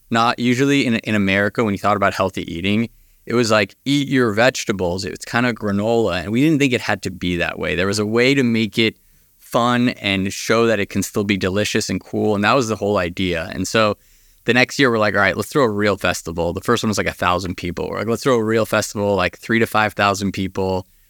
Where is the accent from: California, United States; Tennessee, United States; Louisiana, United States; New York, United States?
California, United States; Los Angeles; I grew up here in Los Angeles